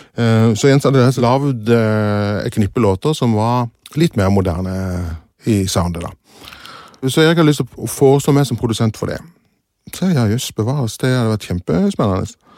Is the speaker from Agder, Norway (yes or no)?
yes; Kristiansand, Agder, Norway; also born or lived in England; Ja, oppvokst i Kristiansand. Født i England og så kom til Kristiansand da jeg var